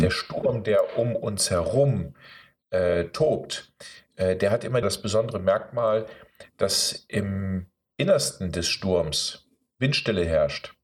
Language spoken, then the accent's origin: German; Osnabrück, Lower Saxony, Germany; ich bin hier dann in Osnabrück groß geworden